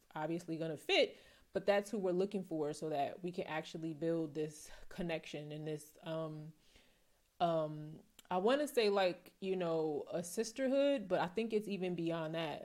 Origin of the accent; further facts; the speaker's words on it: New Jersey, United States; moved away; also born or lived in Philadelphia; I'm from New Jersey.